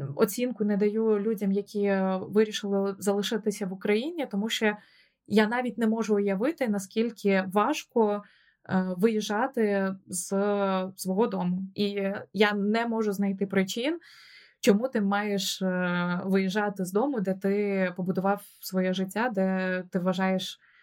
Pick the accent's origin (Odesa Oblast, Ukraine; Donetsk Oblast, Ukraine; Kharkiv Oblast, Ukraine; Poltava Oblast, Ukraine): Odesa Oblast, Ukraine; Odesa; moved away as an adult; also born or lived in Kyiv; now in London, United Kingdom; я сама з Одеси